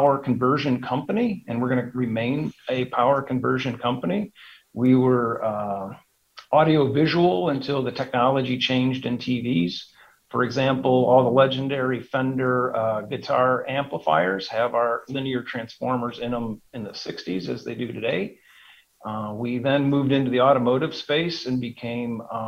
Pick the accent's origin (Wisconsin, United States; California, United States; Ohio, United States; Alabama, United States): Ohio, United States; Cleveland; moved away as an adult; also born or lived in Chicago; now in Dallas-Fort Worth, United States; I'm a Cleveland, Ohio guy. I'm a native from Cleveland, just recently moved here